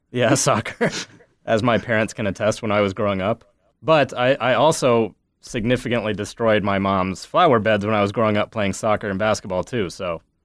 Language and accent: English; Ames, Iowa, United States; I grew up in Ames, uh, basically at Iowa State University